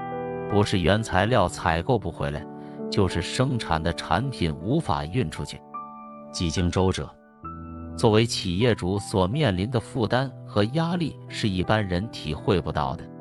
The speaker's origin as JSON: {"language": "Chinese", "country": "China", "said": "只要你经常看新闻，你就知道作为一个中国人是何等的骄傲与自豪。"}